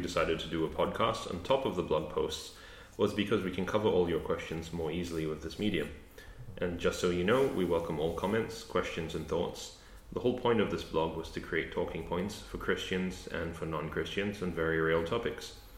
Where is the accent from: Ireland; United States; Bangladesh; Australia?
Australia; also born or lived in Canada; I grew up in Australia